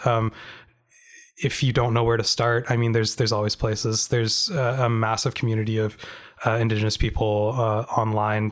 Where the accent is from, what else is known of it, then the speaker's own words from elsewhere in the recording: Canada; as a Canadian